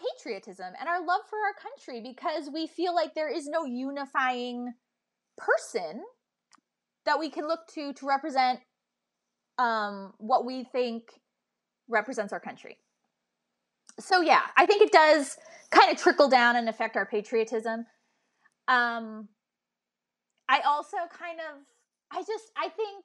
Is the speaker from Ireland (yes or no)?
no; Canada; As a Canadian